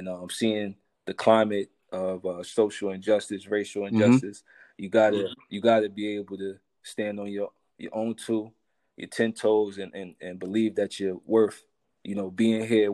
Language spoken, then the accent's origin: English; Spring Valley, New York, United States; I come from Spring Valley. I grew up, you know, my mom was a single parent